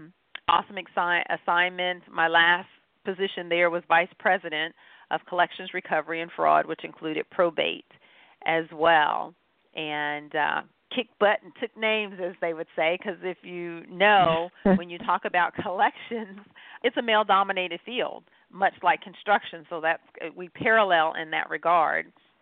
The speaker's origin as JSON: {"language": "English", "town": "Goldsboro", "region": "North Carolina", "country": "United States", "said": "No, I'm actually from Goldsboro, North Carolina, is what we refer to as home. I am what is affectionately known as a military brat, meaning my dad was Air Force, so moved around and got to see the world."}